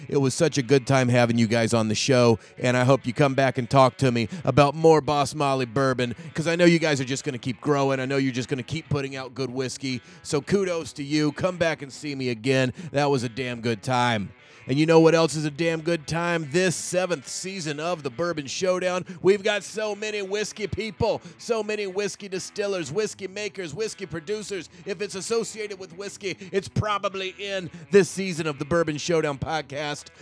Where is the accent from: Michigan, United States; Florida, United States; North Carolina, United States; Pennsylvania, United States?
North Carolina, United States; I grew up in North Carolina